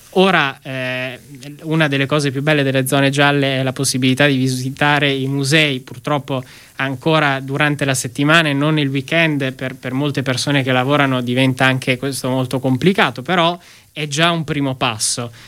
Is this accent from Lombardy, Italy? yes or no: no; Emilia-Romagna, Italy; da Emiliano Romagnolo